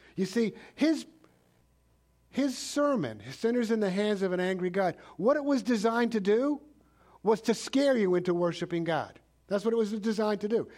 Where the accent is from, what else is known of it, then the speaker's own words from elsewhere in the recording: New York City, New York, United States; I grew up in New York City